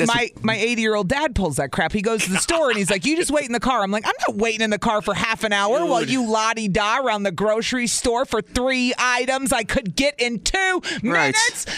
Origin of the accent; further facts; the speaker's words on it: the South, United States; accent: southern; Listen to my southern accent kicking in right there.